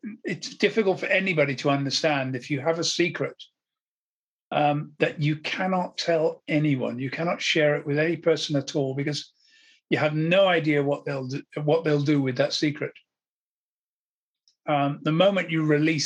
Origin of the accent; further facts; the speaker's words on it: Wiltshire, South West England, United Kingdom; also born or lived in Somerset; we moved to from Somerset to Wiltshire